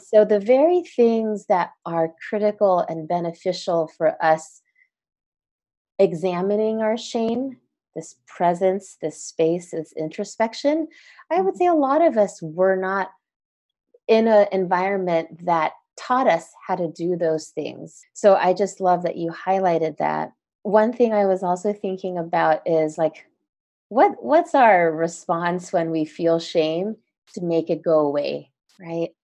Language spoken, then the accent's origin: English; United States; we as Asian American Christians